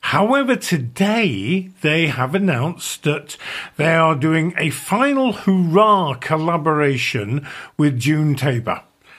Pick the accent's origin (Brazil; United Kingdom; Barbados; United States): United Kingdom; Leicester, East Midlands; moved away; my hometown of Leicester